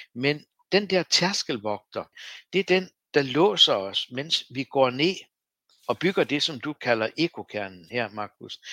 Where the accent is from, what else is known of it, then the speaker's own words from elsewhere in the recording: Læsø, North Denmark Region, Denmark; Jeg voksede op på Læsø